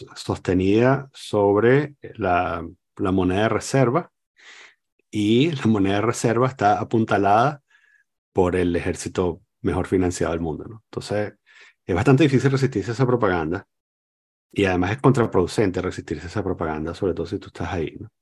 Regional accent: Venezuela; moved away; me sigo sintiendo venezolano

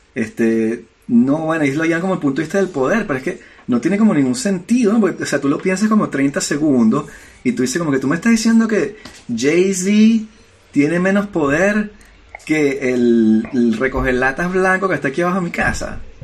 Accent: Venezuela; now in France; soy un inmigrante. Y vengo de Venezuela y hablo con acento.

